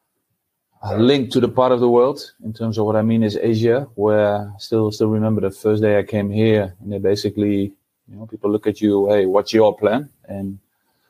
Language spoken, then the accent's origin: English; Deventer, Overijssel, Netherlands; moved away; I was born and raised in Deventer in the east of the Netherlands.